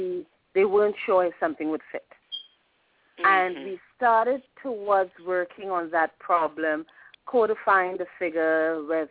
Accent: Trinidad & Tobago; moved away; I'm originally from the Caribbean, Trinidad and Tobago.

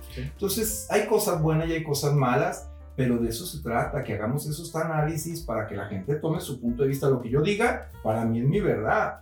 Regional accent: Ciudad Juárez, Chihuahua, Mexico; moved away as an adult; also born or lived in Mexico City / Guadalajara; now in Puerto Vallarta, Mexico; no nací en Ciudad Juárez, me parió en Chihuahua y crecí en Ciudad Juárez.

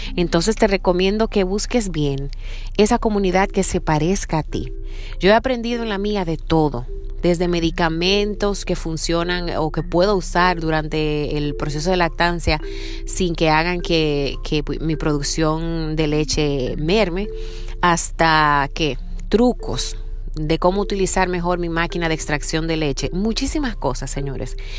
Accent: Dominican Republic; now in Seattle, United States; Soy dominicana y vivo en Seattle

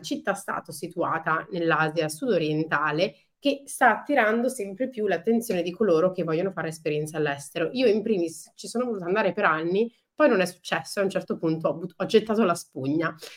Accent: Milan, Lombardy, Italy; now in Netherlands; io essendo cresciuta a Milano

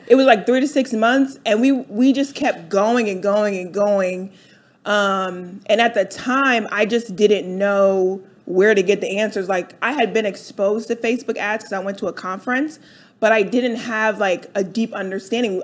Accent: Delaware, United States; moved away as an adult; now in Atlanta, United States; I grew up in uh, Delaware.

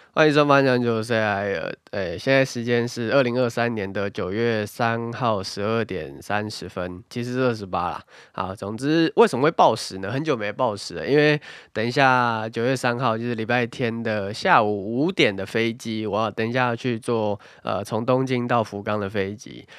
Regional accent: Taiwan; moved away; 身为一个台湾人

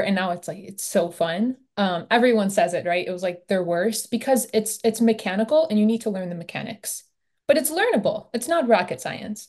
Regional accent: Michigan, United States; I'm from Michigan

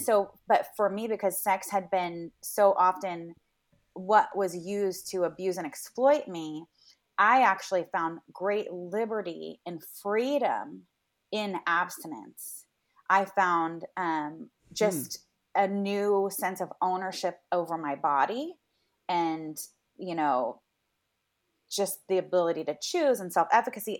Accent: Los Angeles, California, United States; I grew up in Venice, so that was our grocery store of choice.

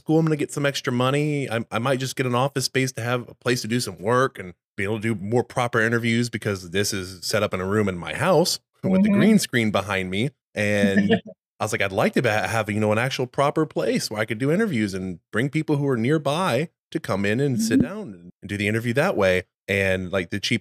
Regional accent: Texas, United States; moved away as an adult; also born or lived in South Carolina / Saratoga Springs, New York; I'm from Texas

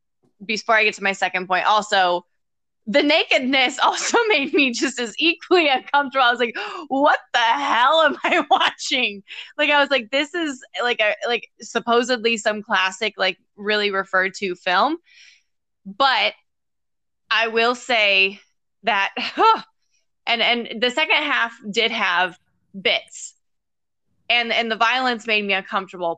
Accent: United States; as an American

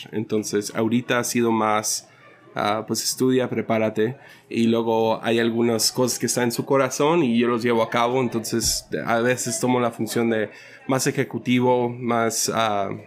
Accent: San Ignacio, Sinaloa, Mexico; also born or lived in Rosario, Nayarit / Mazatlán; Entonces, mucha de mi niñez fue en San Ignacio, Sinaloa, y en la Cruz de Lota, y diferentes pueblitos como ah, Rosario, en Nayarit y cerca de Mazatlán. O sea, Mazatlán era como que la, base

